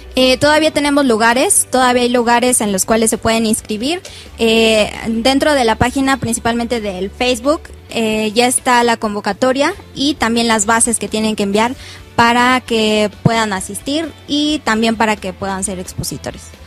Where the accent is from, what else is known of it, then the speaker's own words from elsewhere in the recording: Cocotitlán, State of Mexico, Mexico; Yo soy del municipio de Cocotitlán